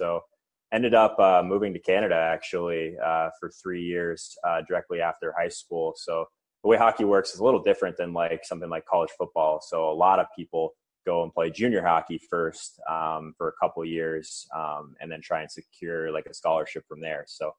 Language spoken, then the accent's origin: English; Arizona, United States; So starting in Arizona, definitely kind of a non-typical hockey market.